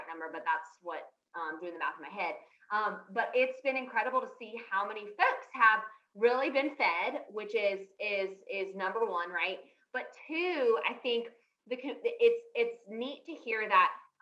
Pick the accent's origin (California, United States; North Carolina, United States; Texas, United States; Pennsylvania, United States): North Carolina, United States; Raleigh; accent: Southern; also born or lived in Charleston; I grew up in Raleigh